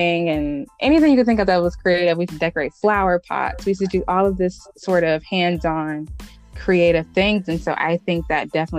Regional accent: Cleveland, Ohio, United States; I grew up in Cleveland, Ohio. That's where I'm from.

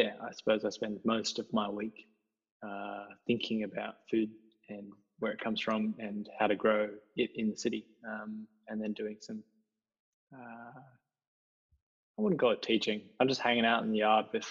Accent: Belgrave, Victoria, Australia; also born or lived in south of Hobart, Tasmania; we grew up in Belgrave, which is out of East Melbourne, kind of the edge of the train line between rural and suburbia.

